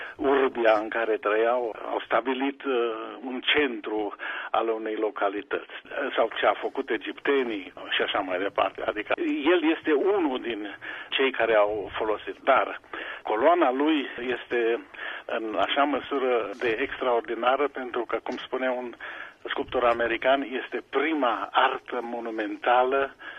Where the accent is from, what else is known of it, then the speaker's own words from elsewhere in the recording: Sibiu, Sibiu County, Romania; moved away as an adult; also born or lived in Bucharest / Pforzheim, Germany; now in Germany; Eu am crescut la Sibiu